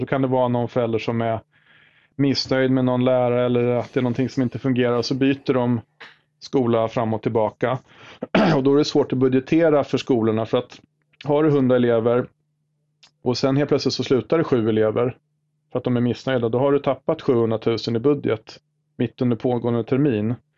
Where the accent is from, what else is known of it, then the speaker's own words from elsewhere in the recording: Sigtuna, Stockholm County, Sweden; i Sigtuna där jag är född och uppvuxen